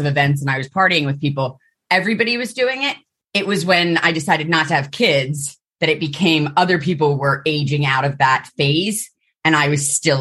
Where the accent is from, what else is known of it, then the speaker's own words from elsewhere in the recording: Philadelphia, Pennsylvania, United States; moved away as an adult; now in London, United Kingdom; I was born and raised in Philadelphia, in the city.